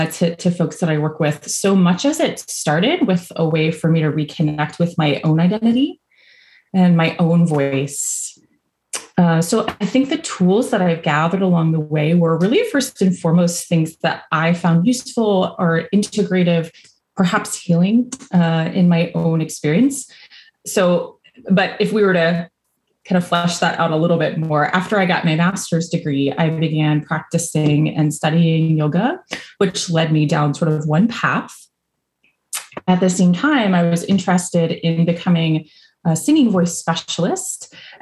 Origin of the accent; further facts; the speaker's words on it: Virginia, United States; now in Louisville, United States; So if you hear a y'all or I'm originally from Virginia. I don't have much of an accent anymore, but sometimes it comes out.